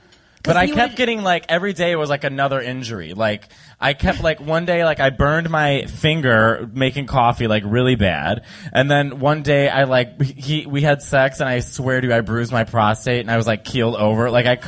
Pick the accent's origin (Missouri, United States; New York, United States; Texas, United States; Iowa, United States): New York, United States; as a New Yorker